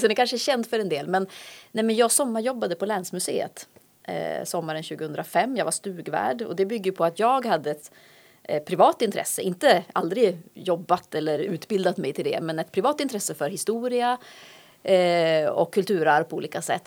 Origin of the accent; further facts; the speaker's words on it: Luleå, Norrbotten County, Sweden; also born or lived in Umeå; now in Härnösand, Sweden; Det finns ju en stolthet i att vara Lulebo och det har väl präglat mig väldigt mycket.